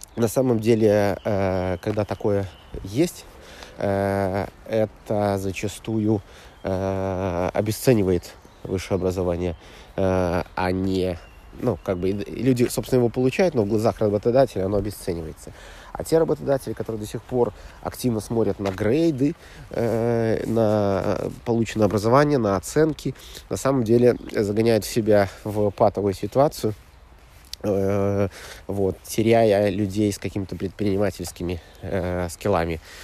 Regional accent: Belarus; я из Белоруссии

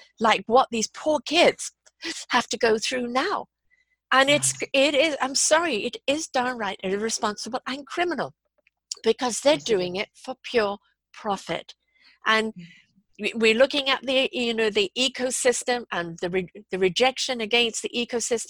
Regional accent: Canada; also born or lived in United Kingdom; I'm Canadian, I'm British Canadian

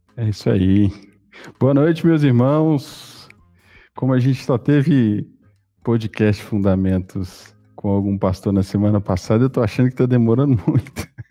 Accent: Minas Gerais, Brazil; Nós, eu, você e o Ramon, nós somos mineiros

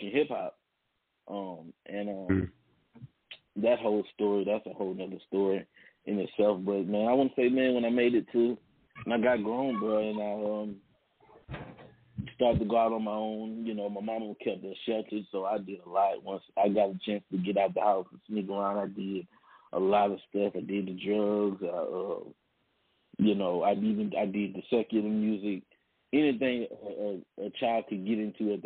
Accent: Baton Rouge, Louisiana, United States; Born and raised in Baton Rouge, Louisiana

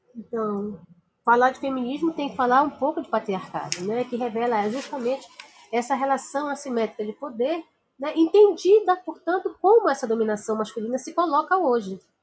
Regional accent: Amazon, Brazil; muito perto de onde eu sou, que é da região amazônica

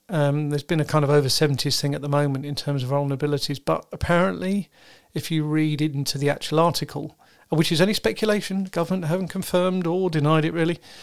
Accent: United Kingdom; I'm British

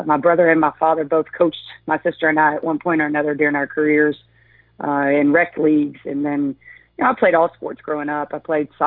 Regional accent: Roanoke, Virginia, United States; moved away as an adult; also born or lived in Stockholm, Sweden; I was born in Roanoke, Virginia, and I'm the youngest of three

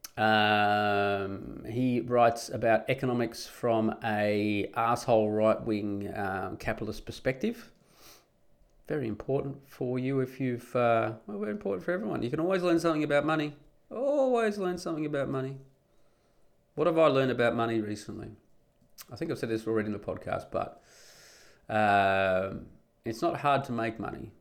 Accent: Perth, Western Australia, Australia; moved away as an adult; now in Netherlands; I grew up in Perth in Western Australia.

